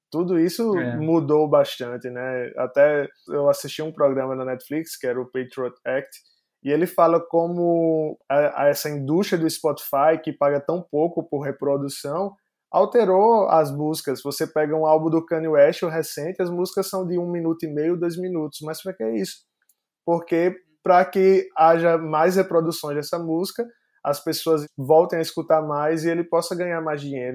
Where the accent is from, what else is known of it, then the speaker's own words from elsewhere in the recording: Northeast Region, Brazil; eu sou do Nordeste